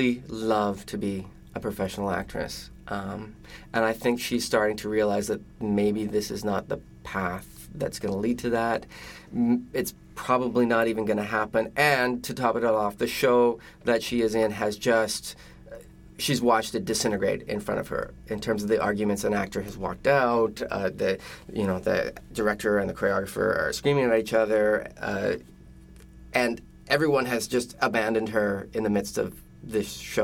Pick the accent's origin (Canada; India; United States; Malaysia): Canada; Calgary, Alberta; I'm from Calgary, Alberta, so I'm up in Canada